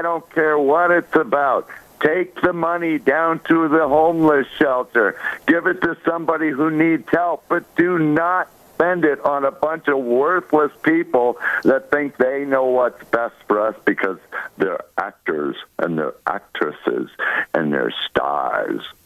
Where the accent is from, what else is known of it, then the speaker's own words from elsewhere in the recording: Chicago, Illinois, United States; my hometown of Chicago